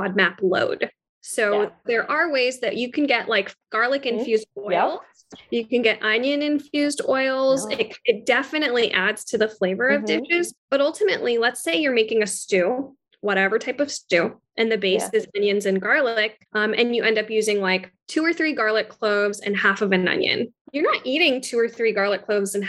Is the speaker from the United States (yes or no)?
no; Pakistan; I'm Pakistani, and the base of all of our foods is onion, garlic, and tomatoes